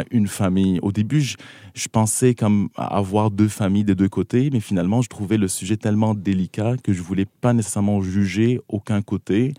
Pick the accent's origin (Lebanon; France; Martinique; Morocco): Lebanon; South Lebanon; moved away as an adult; now in Montreal, Canada; je, viens du Liban, donc j'ai grandi au Liban